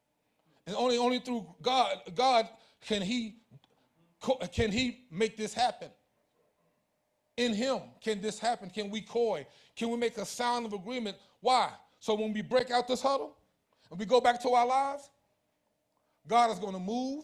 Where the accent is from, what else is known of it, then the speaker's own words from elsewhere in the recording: New Jersey, United States; also born or lived in Elizabeth City, North Carolina / Greensboro, North Carolina; I was born in Elizabeth City, North Carolina. And right after I was born, my parents moved to New Jersey. Right here. I was growing up right here in New Jersey.